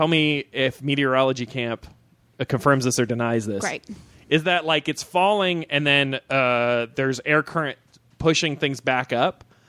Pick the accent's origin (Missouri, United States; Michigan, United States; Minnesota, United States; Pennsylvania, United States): Missouri, United States; Columbia; I grew up in Columbia, Missouri, and it's a pretty like land-wise, it's a pretty big city.